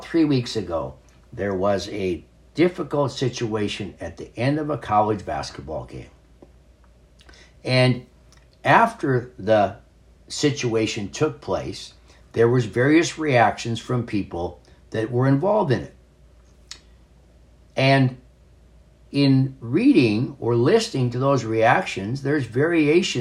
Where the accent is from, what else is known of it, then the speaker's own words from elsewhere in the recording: North Dakota, United States; as a young man, a boy, growing up in North Dakota